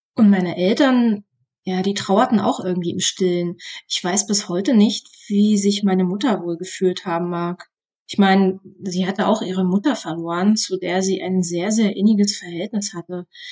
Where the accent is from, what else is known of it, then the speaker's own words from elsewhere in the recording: East Germany, Germany; Meine Jugend im Osten Deutschlands.